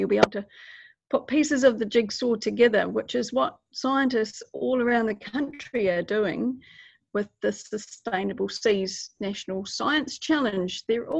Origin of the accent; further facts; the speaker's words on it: Otago, New Zealand; I'm from Otago, and I do lots of exploring around a place called Fiordland.